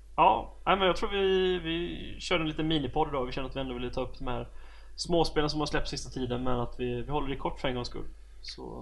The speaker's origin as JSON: {"language": "Swedish", "country": "Sweden", "said": "som svensk"}